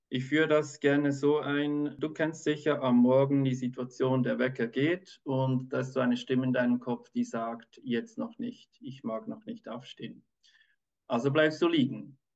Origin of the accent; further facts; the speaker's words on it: Switzerland; ich bin Kinderarzt, ich bin aus der Schweiz